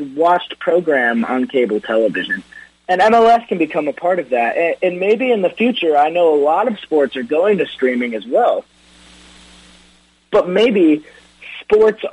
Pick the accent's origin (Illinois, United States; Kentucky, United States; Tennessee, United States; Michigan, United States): Michigan, United States; Detroit; born or raised there